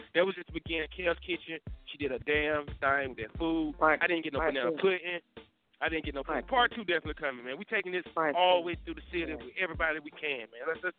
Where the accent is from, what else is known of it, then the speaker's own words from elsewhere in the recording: Durham, North Carolina, United States; I'm from Durham.